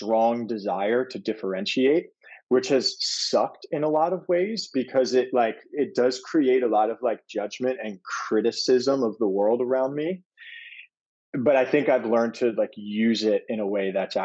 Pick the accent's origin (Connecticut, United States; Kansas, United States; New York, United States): New York, United States; New York City; I grew up in Brooklyn, New York, in Fort Greene